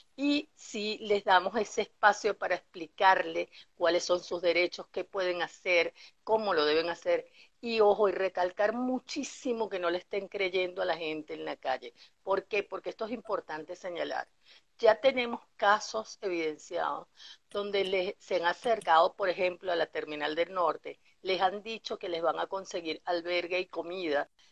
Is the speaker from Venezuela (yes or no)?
yes; Venezuela; la esencia que tenemos como venezolanos